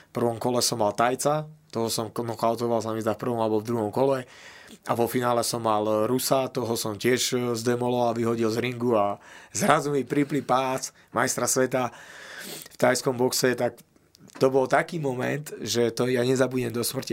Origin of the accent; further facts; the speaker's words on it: Slovakia; my sme Slováci